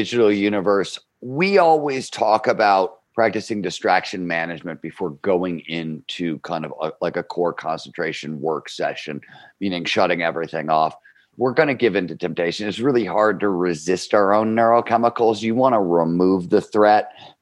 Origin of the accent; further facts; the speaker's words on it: Cleveland, Ohio, United States; I grew up in Cleveland, Ohio. It's a blue-collar steel mill of town. It's the 1970s.